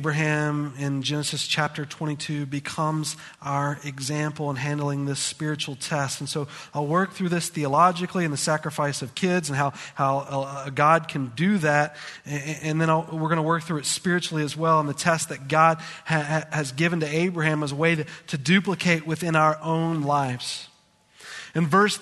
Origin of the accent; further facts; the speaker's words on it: United States; As American people